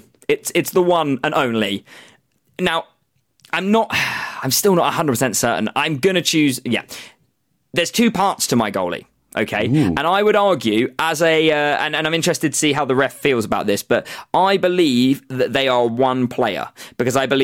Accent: Newport, East of England, United Kingdom; I'm from England. I'm from a little place called Newport, which is near a town called Saffron Walden in Essex, East Anglia.

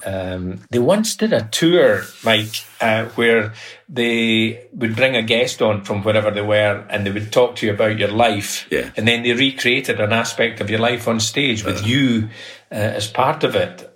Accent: Perthshire, Scotland, United Kingdom; also born or lived in Callander / Killin; growing up in Perthshire was uh, idyllic

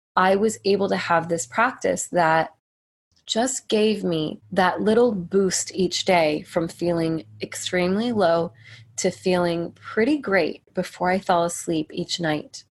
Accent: United States; as an American girl

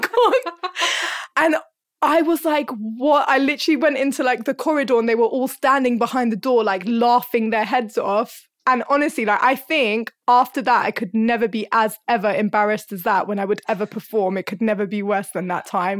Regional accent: London, United Kingdom; also born or lived in Hornsey; I was, like, born and bred in North London, and I'm still in North London.

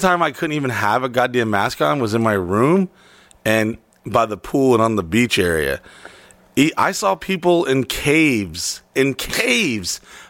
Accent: Florida, United States; Oh, from Florida.

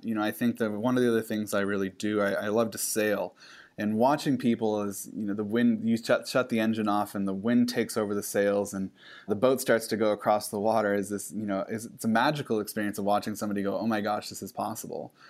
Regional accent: Pacific Northwest, United States; I grew up in the Pacific Northwest

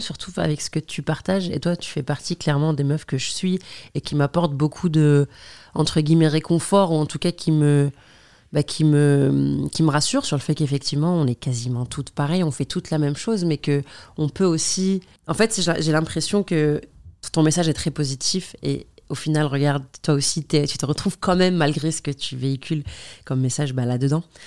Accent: Algeria; moved away as an adult; also born or lived in Paris, France; now in France; je viens d'Algérie, que j'étudie en Algérie

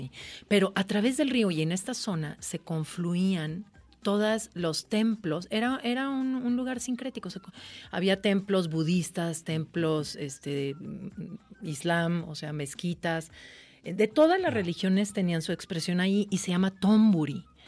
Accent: Jalisco, Mexico; es mi tierra y es un homenaje a mi tierra y a mis memorias

